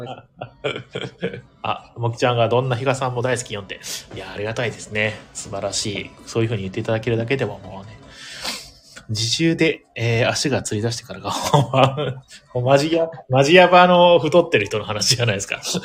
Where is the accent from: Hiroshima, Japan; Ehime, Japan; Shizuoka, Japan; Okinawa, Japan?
Ehime, Japan; now in Tokyo, Japan; 僕の実家も愛媛なんで